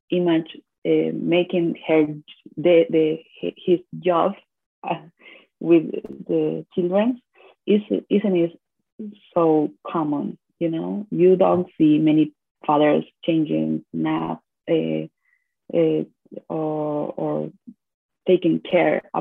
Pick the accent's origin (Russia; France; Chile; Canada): Chile; Valparaíso; English is a second language; moved away; also born or lived in Buenos Aires, Argentina / Florianópolis, Brazil; I'm from Valparaíso, Chile. It's a port near from Santiago, the capital. And um, I define me like a woman, a Latin American woman.